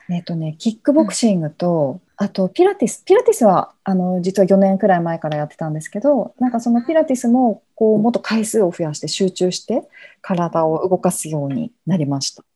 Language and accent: Japanese; rural Aomori Prefecture, Japan; 私は出身青森県の田舎なんですよ